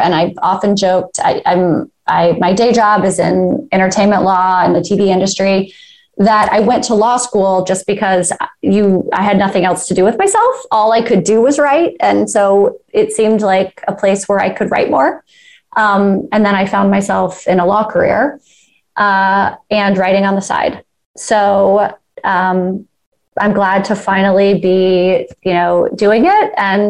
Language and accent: English; Georgia, United States; In a suburb of Atlanta, north of Atlanta.